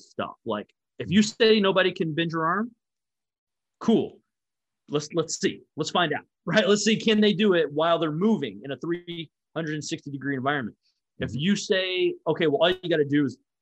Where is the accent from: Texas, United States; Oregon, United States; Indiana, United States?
Texas, United States; Dallas-Fort Worth area; I grew up in the Dallas-Fort Worth area